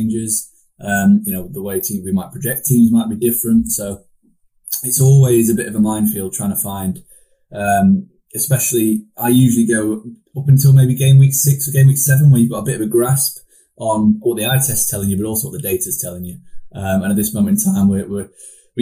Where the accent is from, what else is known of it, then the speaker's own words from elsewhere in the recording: Sheffield, Yorkshire and the Humber, United Kingdom; I'm from Sheffield